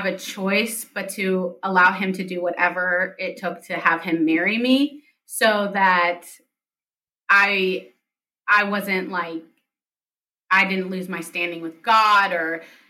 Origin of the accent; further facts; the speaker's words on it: United States; also born or lived in Palestine; I grew up in the United States and like I'm an American